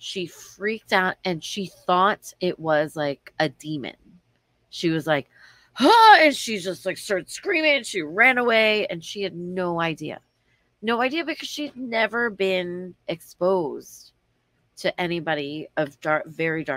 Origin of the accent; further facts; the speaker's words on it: Newark, New Jersey, United States; I was born in Newark, New Jersey, where I was born.